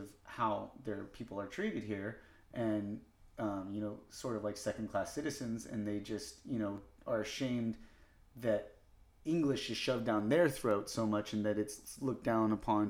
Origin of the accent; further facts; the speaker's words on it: United States; You know, like Americanized, like I was born in America. Yeah. I was here the whole time. I didn't grow up in Mexico. I don't even have any living relatives that I know of in Mexico.